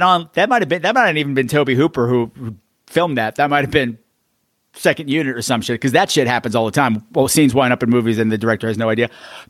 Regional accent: Canada; And because I'm from Canada and this is how we talk.

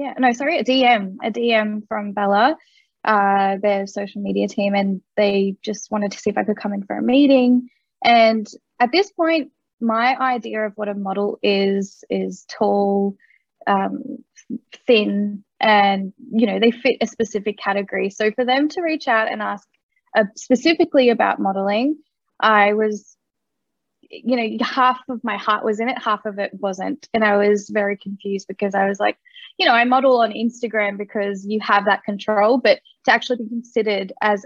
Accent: Australia; also born or lived in Kolkata, India; I was adopted from Calcutta, India. I came to Australia when I was 4 months old

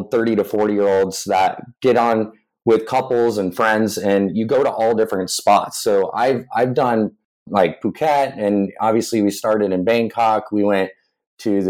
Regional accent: Lakewood, Colorado, United States; my parents own and operate a family-owned jewelry store back where I grew up in Lakewood, Colorado

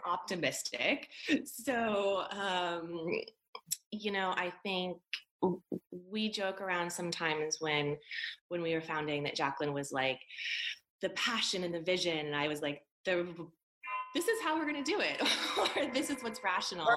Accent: California, United States; I grew up in California

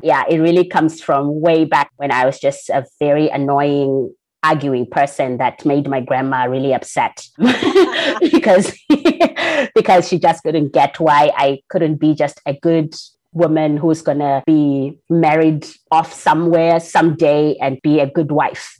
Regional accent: Zimbabwe; I'm from Zimbabwe. That's where I was born and raised.

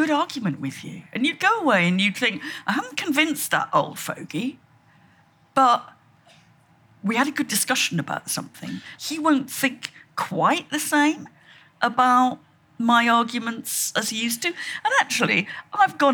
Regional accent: Shropshire, West Midlands, United Kingdom; When I was about five, and I came from Shropshire

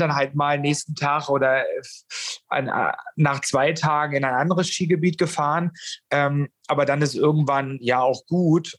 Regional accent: Germany; bei uns in Deutschland

